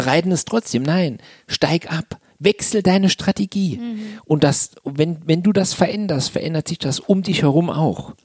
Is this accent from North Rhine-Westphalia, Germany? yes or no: no; Saarland, Germany; Also ich komme aus dem Saarland und habe gedacht, mit dem Dialekt kannst du nie auf eine Bühne, da versteht dich kein Mensch